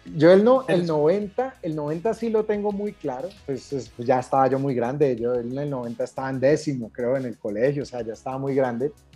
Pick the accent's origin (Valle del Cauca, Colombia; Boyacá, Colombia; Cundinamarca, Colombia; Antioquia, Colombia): Valle del Cauca, Colombia; Cali; me crié en Cali